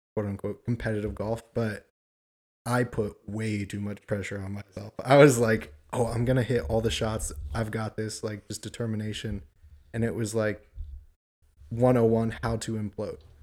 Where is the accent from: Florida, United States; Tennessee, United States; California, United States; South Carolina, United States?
California, United States; Southern; moved away as an adult; now in Nashville, United States; born and raised in Southern California